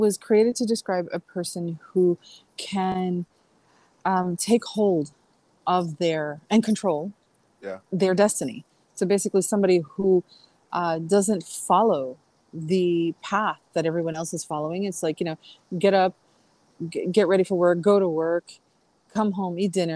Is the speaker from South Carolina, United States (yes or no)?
no; New York, United States; I'm a New Yorker